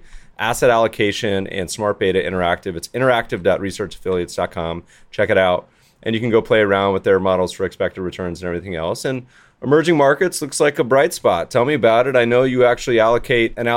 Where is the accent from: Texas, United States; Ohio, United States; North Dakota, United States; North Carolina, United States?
North Carolina, United States; Winston-Salem; moved away; I grew up partially in Winston-Salem, North Carolina, home of Krispy Kreme.